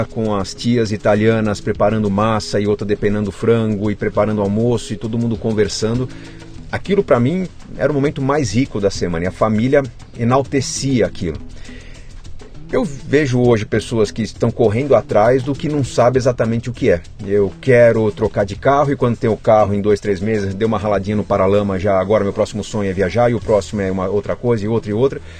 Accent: São Paulo, Brazil; also born or lived in Caxias do Sul, Rio Grande do Sul; Meu pai trabalhou um tempo lá e foi onde eu nasci. Sempre cresci em São Paulo

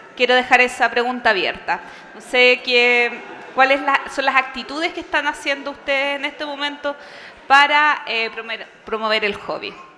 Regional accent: Chile; mi país

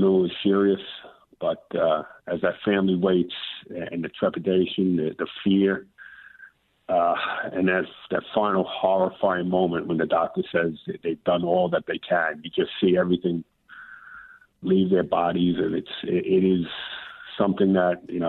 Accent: New York City, New York, United States; moved away as an adult; I grew up in the Bronx

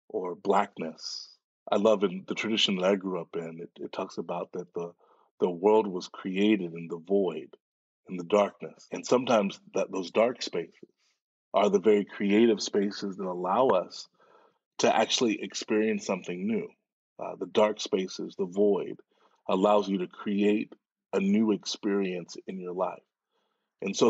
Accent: Dallas, Texas, United States; I grew up in Dallas, Texas

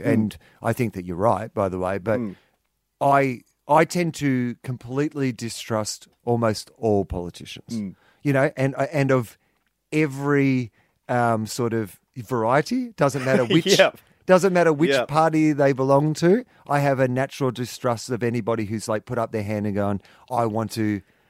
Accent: Australia; I do believe, being born an Australian is one

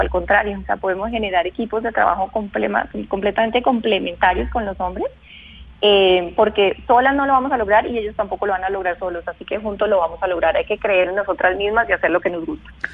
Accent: Bogotá, Colombia; nacida y crecida, criada en Bogotá

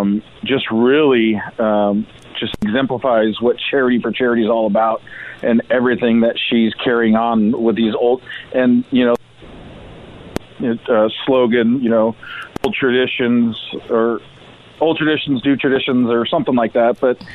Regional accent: Temecula, California, United States; growing up in Temecula when it was pretty much nothing

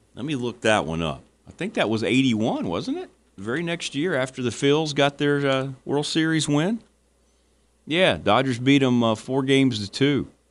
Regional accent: Virginia, United States

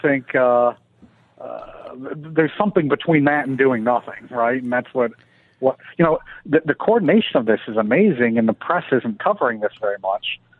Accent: Detroit, Michigan, United States; moved away as an adult; now in Washington, D.C., United States; Detroit, you know, my hometown

